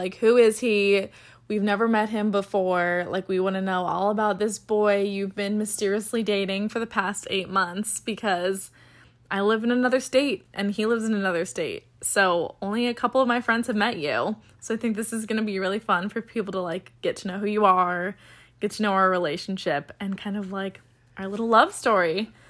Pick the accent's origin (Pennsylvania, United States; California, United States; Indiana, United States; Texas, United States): California, United States; I'm from California, he's from Washington.